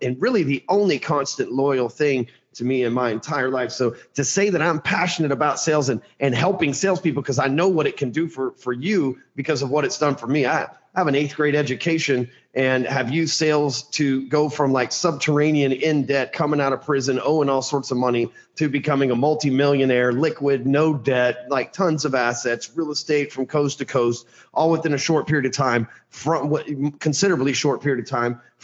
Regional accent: Dallas, Texas, United States; I am born and raised in Dallas, Texas

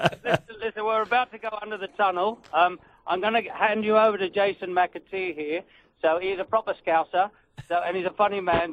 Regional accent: Australia; I'm just an Aussie

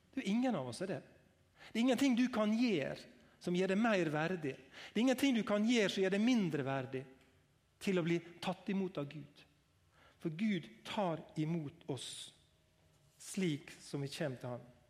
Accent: Langevåg, Møre og Romsdal, Norway; Jeg er fra LA Ungevåg

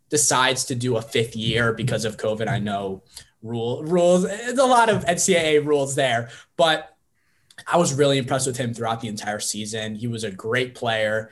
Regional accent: Lyman Hall High School area, Connecticut, United States; born or raised there

